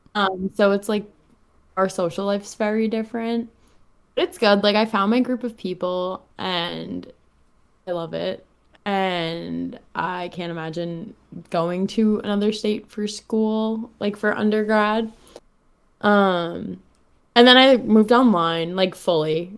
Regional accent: Long Island, New York, United States; moved away as an adult; now in Miami, United States; I moved from New York right to South Florida, literally the second after graduation

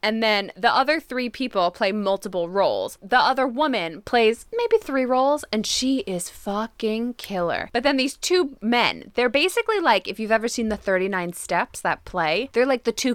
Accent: New Jersey, United States; I'm from New Jersey.

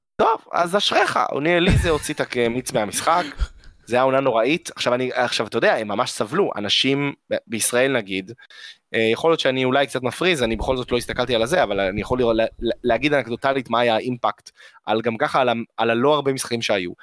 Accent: Israel; אנחנו ישראלים מתוחכמים

